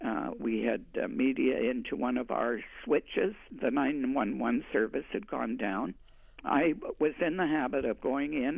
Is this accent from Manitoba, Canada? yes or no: yes; Winnipeg, Manitoba, Canada; moved away as an adult; also born or lived in Toronto; I grew up in Winnipeg, but left when I got married and lived in Toronto for actually 23 years